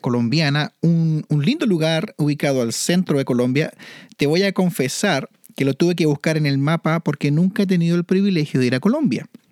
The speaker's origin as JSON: {"language": "Spanish", "town": "Santiago", "region": "Santiago Metropolitan Region", "country": "Chile", "tie": "born or raised there", "also_born_or_lived": "Manitoba, Canada", "moved": "yes", "said": "Yo viví en Santiago y nací y fui criado y siempre tuve la montaña al frente mío"}